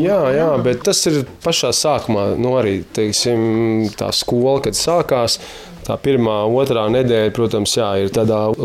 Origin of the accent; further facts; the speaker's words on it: Sigulda, Sigulda Municipality, Latvia; Es nu, arī esmu dzimis audzis Siguldā